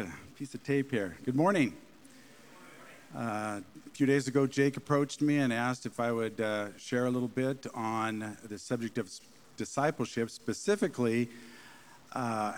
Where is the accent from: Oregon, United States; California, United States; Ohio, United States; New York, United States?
Oregon, United States; Springfield; also born or lived in Eugene, Oregon; my hometown here in Springfield